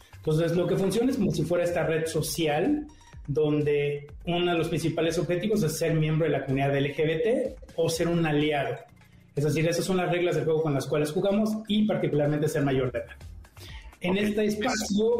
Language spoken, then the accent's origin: Spanish; Morelia, Michoacán, Mexico; moved away as an adult; now in Mexico City, Mexico; vengo de Morelia llegué a la Ciudad de México hace unos años